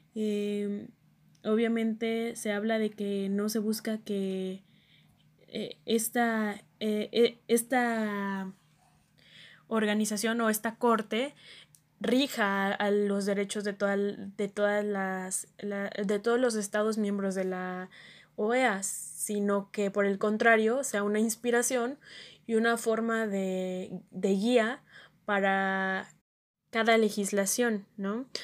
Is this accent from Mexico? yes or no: yes; Mexico; nosotros como mexicanos